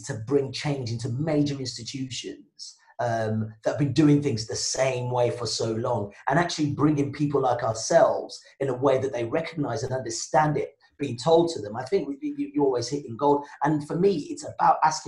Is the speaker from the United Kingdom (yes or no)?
yes; Birmingham, West Midlands, United Kingdom; first language Yoruba and English; also born or lived in Nigeria / France; I'm Nigerian born, black guy, moved to Birmingham when I was 8